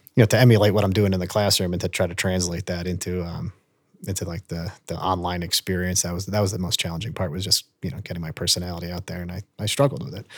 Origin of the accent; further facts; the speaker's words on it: Long Island, New York, United States; moved away as an adult; now in Vail, United States; I'm from, you know, the state of New York and Long Island